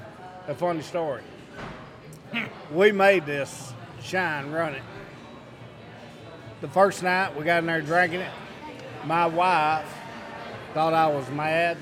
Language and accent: English; Carbon Hill, Alabama, United States; I'm from Carbon Hill.